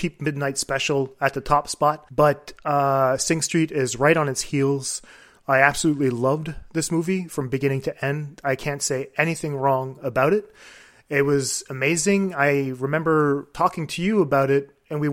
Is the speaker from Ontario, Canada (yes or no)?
no; Quebec City, Quebec, Canada; I'm from Quebec City